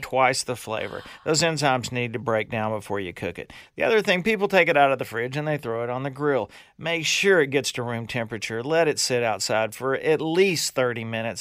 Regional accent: Louisiana, United States; I am from Louisiana, and I did grow up with a boathouse in my backyard

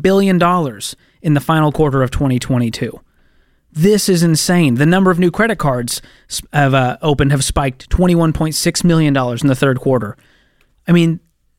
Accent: Massachusetts, United States; my hometown there in Massachusetts.

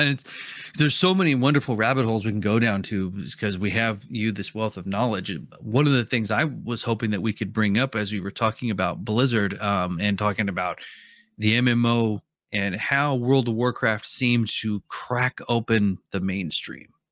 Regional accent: Oregon, United States; I'm from Oregon

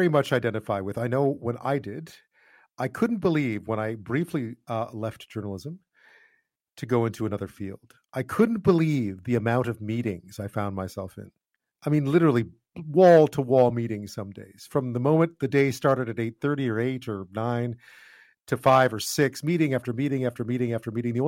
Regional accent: Montreal, Quebec, Canada; I'm from Montreal

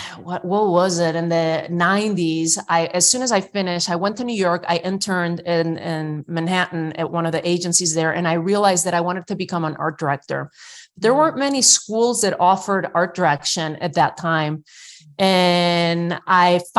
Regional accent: Spain; English is a second language; now in United States; I was born and raised in Spain at the end of Franco's dictatorship

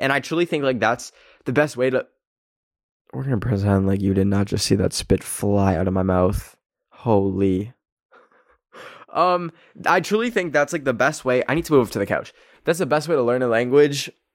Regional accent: Canada; born or raised there

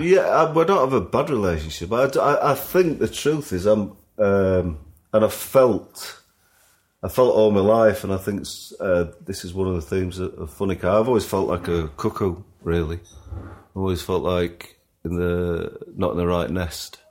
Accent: Sheffield, Yorkshire and the Humber, United Kingdom; being a kid growing up in Sheffield

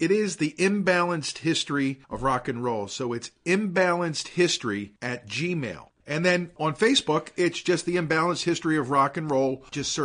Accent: Philadelphia, Pennsylvania, United States; I was born in Philadelphia, grew up in Long Crest, moved out to the burbs in the 60s

